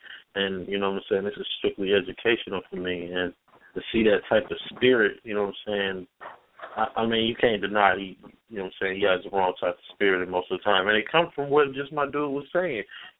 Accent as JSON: {"language": "English", "town": "Canton", "region": "Ohio", "country": "United States", "tie": "born or raised there", "said": "I'm from Canton, Ohio, and you know what I'm saying. It's one of the worst, you know what I'm saying, small cities as far as crime rate."}